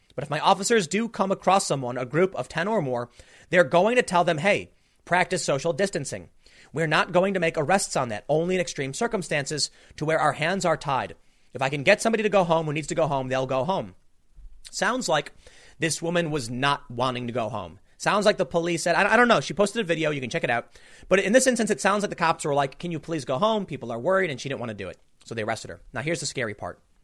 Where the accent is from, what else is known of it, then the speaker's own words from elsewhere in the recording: United States; we are the American, you know, people